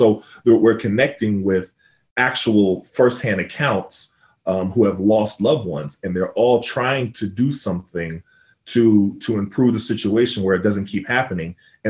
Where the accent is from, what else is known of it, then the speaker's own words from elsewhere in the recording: Tulsa, Oklahoma, United States; also born or lived in New York; I was born in New York, but I moved to Tulsa, Oklahoma when I was younger. My father got transferred with American Airlines. But I spent all my summers in New York.